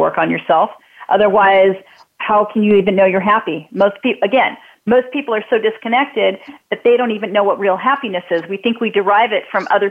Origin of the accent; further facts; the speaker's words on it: California, United States; also born or lived in Wisconsin / Hawthorne, California; we moved to California. I'm originally from Wisconsin. I was 2 years old.